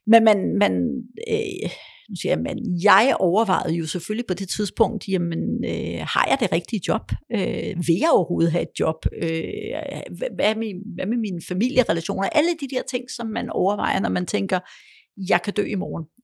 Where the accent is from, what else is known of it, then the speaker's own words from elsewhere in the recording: Poland; born there; og jeg kunne tale engelsk, og jeg er født i Polen, jeg kunne også godt tale polsk stadigvæk